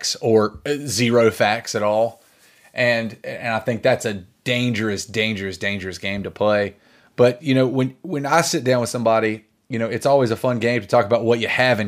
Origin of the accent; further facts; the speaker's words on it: Reidsville, North Carolina, United States; moved away; if I'd have stuck around my hometown of Reidsville, I would have been a seventh-generation tobacco farmer